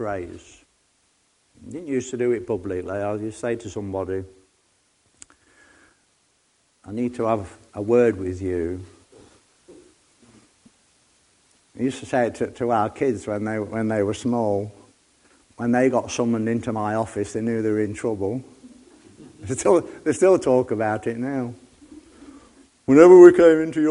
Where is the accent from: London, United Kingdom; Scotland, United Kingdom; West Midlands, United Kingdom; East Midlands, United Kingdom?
East Midlands, United Kingdom; Nottingham; I come from Nottingham, so you just straightforward. My dad was a miner